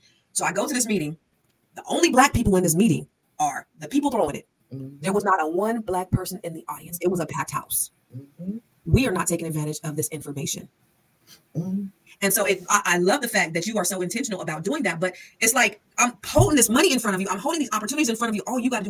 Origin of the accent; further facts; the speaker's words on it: San Jose, California, United States; I'm from San Jose, and I'm sorry for interrupting. I'm from San Jose, right?